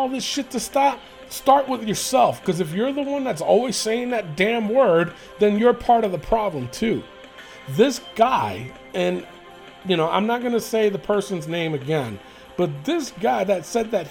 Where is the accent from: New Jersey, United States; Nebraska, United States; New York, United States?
New York, United States; New York City; I grew up in the Bronx.